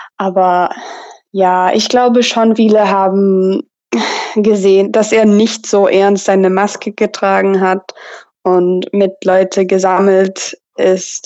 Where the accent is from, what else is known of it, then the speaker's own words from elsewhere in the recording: Texas, United States; German is a second language; also born or lived in Tübingen, Germany; ich komme aus Texas und ich wohne gerade in College Station, Texas.